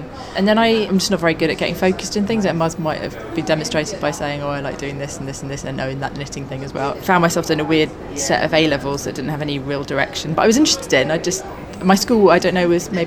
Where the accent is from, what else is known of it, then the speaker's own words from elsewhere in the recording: London, United Kingdom; I grew up in North London in the 80s